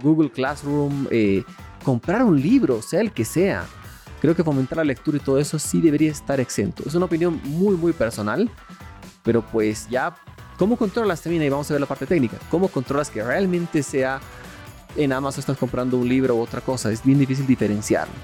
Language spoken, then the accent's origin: Spanish; Bolivia